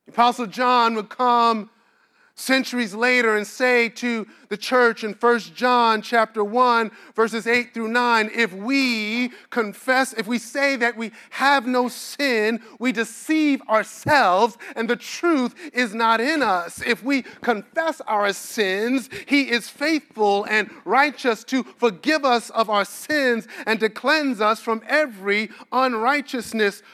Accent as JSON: {"language": "English", "town": "New York City", "region": "New York", "country": "United States", "tie": "born or raised there", "moved": "yes", "lives_now": "Washington, D.C., United States", "said": "I am born and bred in Brooklyn, New York"}